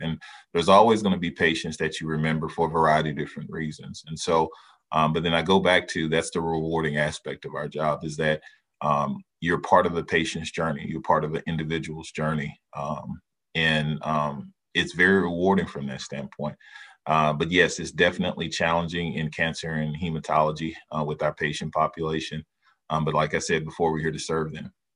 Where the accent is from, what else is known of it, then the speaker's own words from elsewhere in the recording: Dallas, Texas, United States; moved away; I'm originally from Dallas, Texas